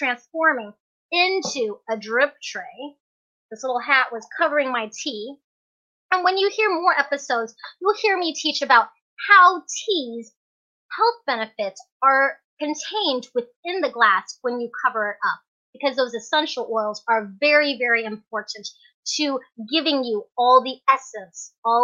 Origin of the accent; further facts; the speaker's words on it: Fairbanks, Alaska, United States; also born or lived in Hong Kong; I was born in Hong Kong, but raised here in Fairbanks, Alaska